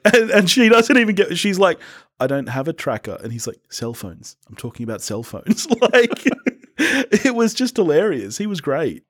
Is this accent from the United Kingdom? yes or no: no; Australia; I'm an Aussie